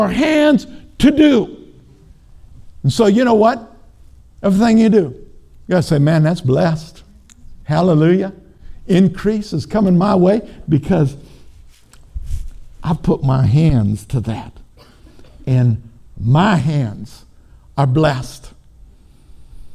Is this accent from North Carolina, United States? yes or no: no; Minnesota, United States; I'm from Minnesota